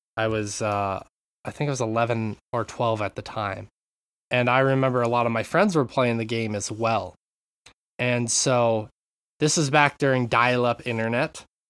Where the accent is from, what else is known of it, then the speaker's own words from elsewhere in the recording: Montana, United States; I grew up in Montana